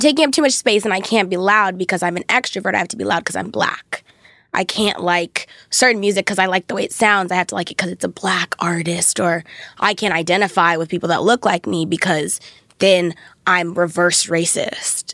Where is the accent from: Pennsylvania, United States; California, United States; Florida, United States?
California, United States; Thousand Oaks; grew up in Thousand Oaks